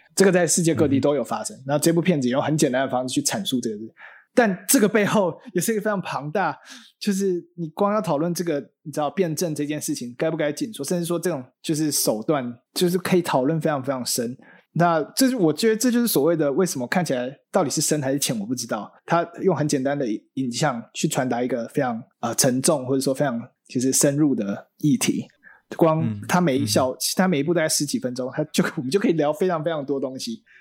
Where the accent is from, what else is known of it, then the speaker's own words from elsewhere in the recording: Taiwan; first language Mandarin Chinese; 像我爸妈他们都会很会讲台语，那我就是很少讲台语